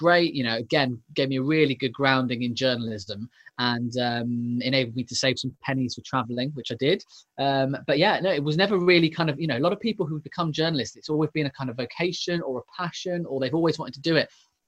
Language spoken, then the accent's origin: English; Leighton Buzzard, East of England, United Kingdom; I grew up in the home counties, so in a little place called Leighton Buzzard, which is just north of London.